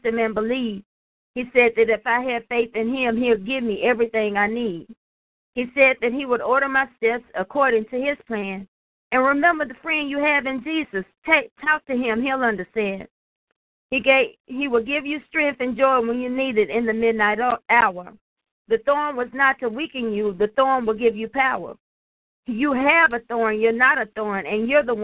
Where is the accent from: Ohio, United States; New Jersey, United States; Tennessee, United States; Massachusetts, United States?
Tennessee, United States; Nashville; I'm from Nashville, Tennessee